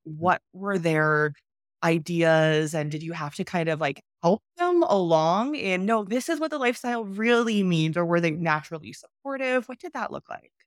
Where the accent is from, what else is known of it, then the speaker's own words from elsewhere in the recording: Canada; moved away as an adult; I'm from Canada